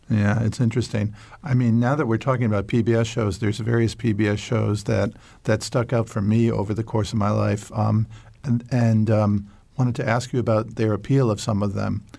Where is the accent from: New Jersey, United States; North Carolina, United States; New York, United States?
New York, United States; I grew up near New York City